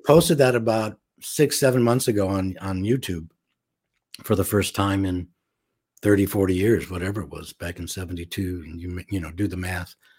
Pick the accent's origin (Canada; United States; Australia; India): United States; Los Angeles, California; also born or lived in St. Louis, Missouri; I was raised mostly in Los Angeles